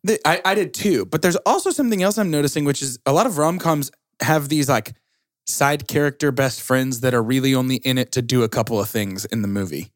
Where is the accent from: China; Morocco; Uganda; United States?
United States; Georgia; I'm from Georgia